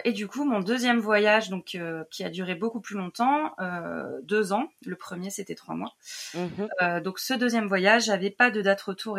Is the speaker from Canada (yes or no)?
no; Lyon region, Auvergne-Rhône-Alpes, France; moved away; je viens à la base de région lyonnaise